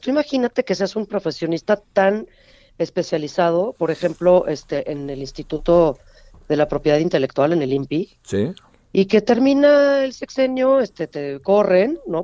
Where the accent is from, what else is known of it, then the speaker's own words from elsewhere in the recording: Mexico; como mexicanos